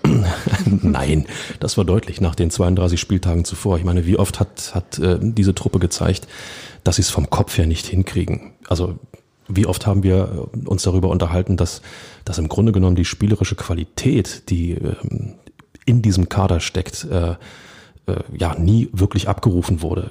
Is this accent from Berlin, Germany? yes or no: yes; Berlin, Germany; als Berliner